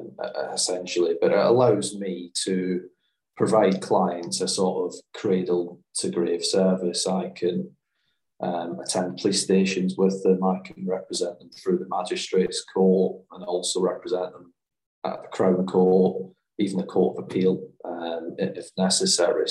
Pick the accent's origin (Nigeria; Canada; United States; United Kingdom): United Kingdom; Glasgow, Scotland; I grew up in the East End of Glasgow.